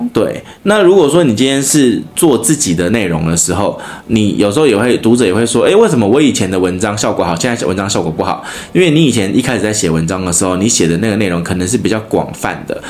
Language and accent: Chinese; Taiwan; 她在我们台湾人的那个心目中